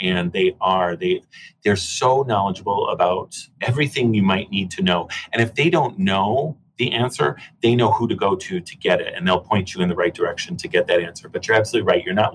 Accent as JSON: {"language": "English", "town": "Chicago", "region": "Illinois", "country": "United States", "tie": "born or raised there", "also_born_or_lived": "California", "moved": "as an adult", "lives_now": "British Columbia, Canada", "said": "I grew up in Chicago, so most of my life was spent in Chicago, and then we moved to California"}